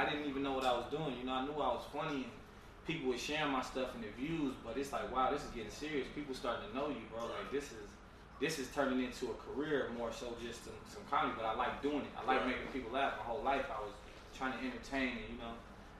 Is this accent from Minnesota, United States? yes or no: yes; Minneapolis, Minnesota, United States; I'm from Minneapolis